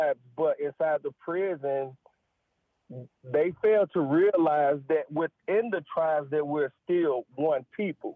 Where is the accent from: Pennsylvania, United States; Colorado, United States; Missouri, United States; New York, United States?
Missouri, United States; St. Louis; moved away; also born or lived in Tennessee; I'm born and raised in St. Louis, Missouri